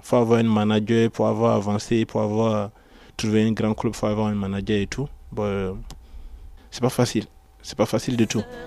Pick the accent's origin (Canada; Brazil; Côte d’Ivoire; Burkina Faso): Côte d’Ivoire; moved away as an adult; also born or lived in Italy; now in Paris, France; je viens de la Côte d'Ivoire